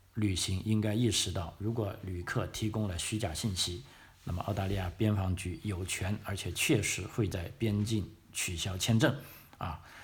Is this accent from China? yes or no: yes; China; moved away as an adult; now in Australia; 我们中国人来的话